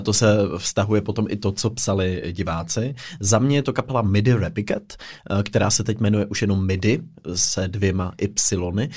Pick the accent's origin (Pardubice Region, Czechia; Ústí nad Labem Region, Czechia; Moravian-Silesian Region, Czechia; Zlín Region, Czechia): Pardubice Region, Czechia; Pardubice; now in Prague, Czechia; jsem z Pardubic